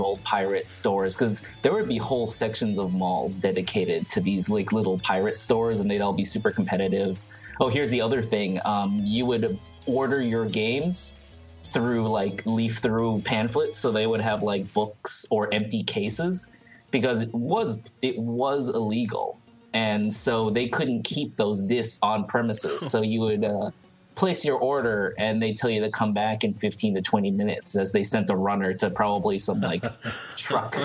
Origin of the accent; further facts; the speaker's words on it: Thailand; moved away; I grew up in Thailand